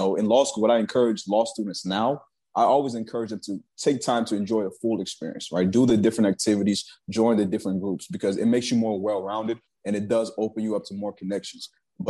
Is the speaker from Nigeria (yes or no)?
yes; Nigeria; but, you know, I'm Nigerian.